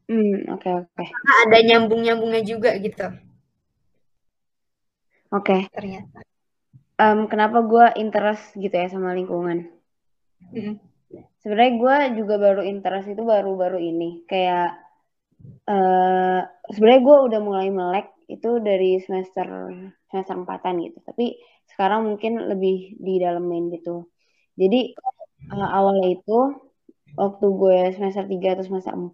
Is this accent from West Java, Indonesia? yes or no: yes; Bogor, West Java, Indonesia; jadi waktu kecil uh, eh, gue tuh kan dari SD itu tinggalnya di Bogor salah satu tempat di Bogor lah nah di situ uh, eh, di tempat gue ini uh, kayak banyak kali